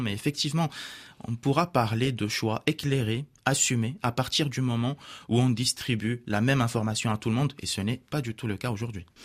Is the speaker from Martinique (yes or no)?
no; Morocco; French is a second language; now in France; je suis né au Maroc, j'ai grandi au Maroc